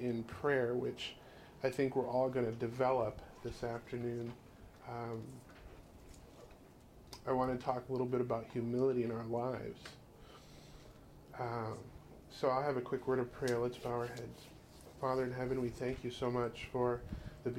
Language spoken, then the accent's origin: English; California, United States; we're from California